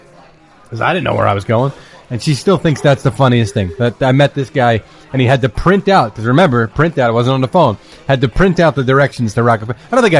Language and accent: English; Philadelphia, Pennsylvania, United States; moved away as an adult; now in New Jersey, United States; I didn't grow up here. I grew up in Philly. So I came up here in 2004.